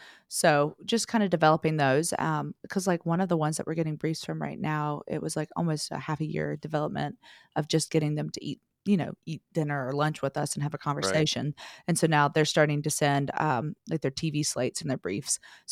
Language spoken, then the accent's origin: English; the South, United States; which I am from the South, but I feel like I've been pulling more West Coaster